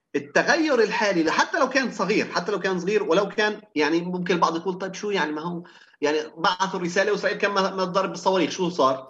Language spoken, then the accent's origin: Arabic; Palestine; كعرب او كفلسطينيين